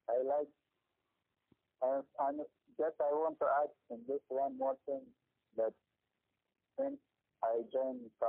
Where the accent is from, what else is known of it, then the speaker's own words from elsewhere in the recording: Afghanistan; now in Gujarat, India; we are from Afghanistan and we are Muslim